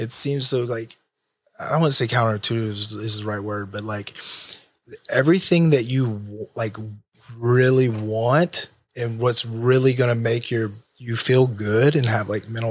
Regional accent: United States; I'm American.

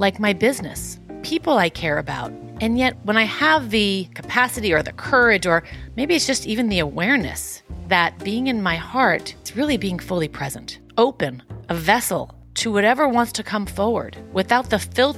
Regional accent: New York City, New York, United States; I'm from Queens

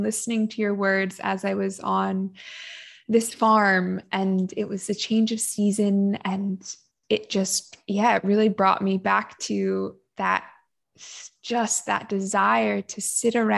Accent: California, United States; I grew up in California, sort of that Chumash coastline

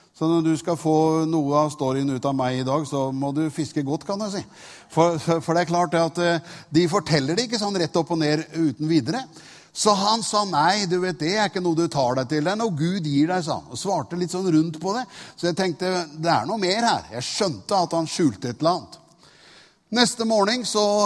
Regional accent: Tune, Østfold, Norway; moved away; Jeg er fra Tune.

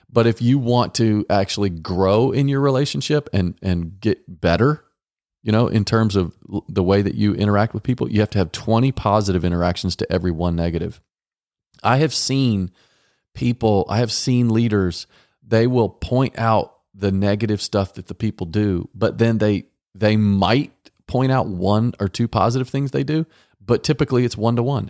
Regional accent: Dallas, Texas, United States; we grew up in Dallas

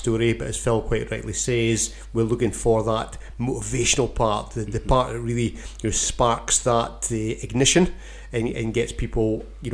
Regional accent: Keith, Scotland, United Kingdom; Born and brought up in Keith, a farming town in Bamshire

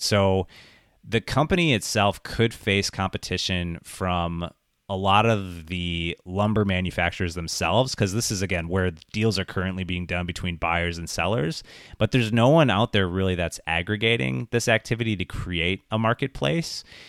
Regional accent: Wisconsin Rapids, Wisconsin, United States; my hometown in Wisconsin Rapids

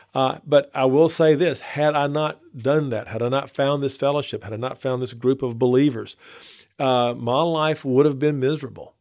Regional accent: Northeast Texas, United States; moved away as an adult; now in Baton Rouge, United States; I grew up in Northeast Texas and moved to Baton Rouge, um, fresh out of college.

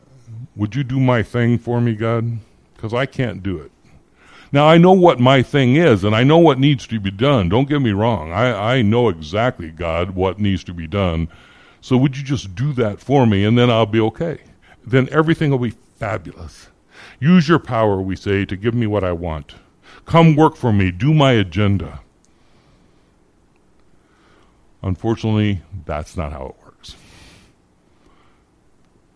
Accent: Phoenix, Arizona, United States; also born or lived in Iowa; I grew up in the Phoenix Christian Reformed Church. I started going there when I was 8 years old, when my family moved from Iowa, and I was a member there for late into my 30s

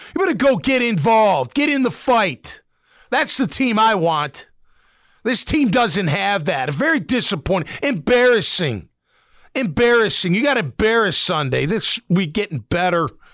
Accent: Chicago, Illinois, United States; moved away; I grew up in Chicago

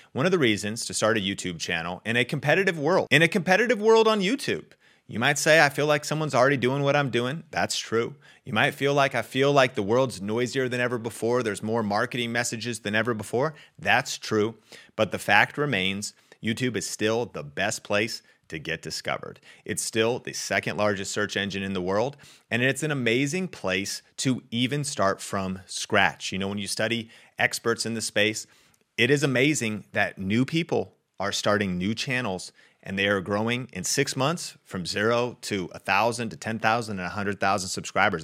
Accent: Arlington, Washington, United States; I grew up in Arlington, Washington

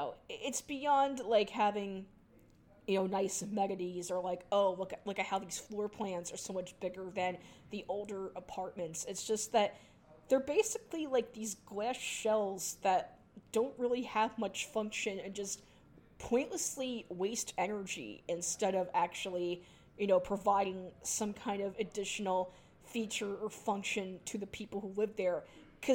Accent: New York City, New York, United States; my hometown's, skyline

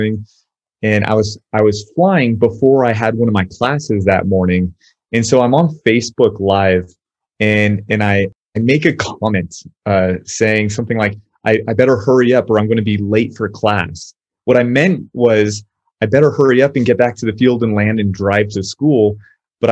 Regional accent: Southern California, United States; moved away as an adult; now in El Paso, United States; I'm originally from Southern California

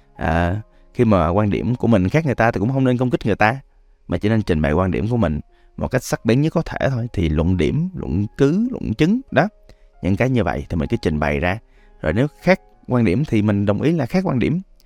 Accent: Da Lat, Lam Dong, Vietnam; now in Ho Chi Minh City, Vietnam; Đà Lạt còn là quê tôi nữa

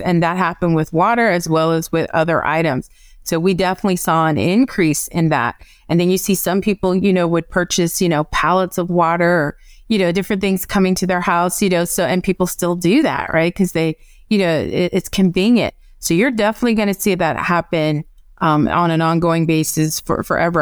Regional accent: Evanston, Illinois, United States; also born or lived in North Carolina; now in California, United States; I'm from Evanston, Illinois

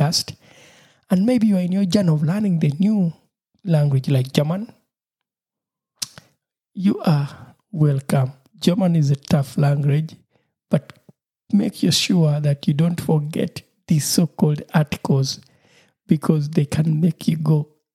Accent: Uganda; first language Lusoga; English is a second language; my mother tongue, which is Lusoga

